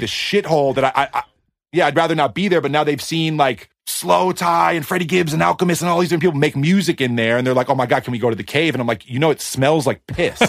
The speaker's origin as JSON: {"language": "English", "region": "East Coast", "country": "United States", "tie": "born or raised there", "moved": "yes", "lives_now": "Los Angeles, United States", "said": "I grew up in the East Coast"}